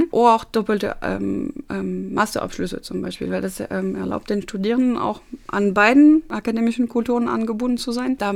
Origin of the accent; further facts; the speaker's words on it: France; German is a second language; Also ich persönlich hatte als Französin auch mehrere Artikel von Freunden und Kollegen aus Frankreich bekommen